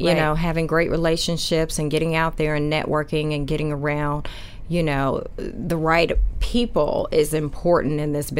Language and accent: English; New York, United States; Yes, New York is my hometown. So, you know, this is great coming home on the season finale.